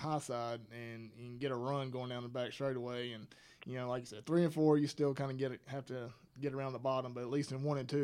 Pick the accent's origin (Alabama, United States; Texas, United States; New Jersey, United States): Alabama, United States; I grew up in Alabama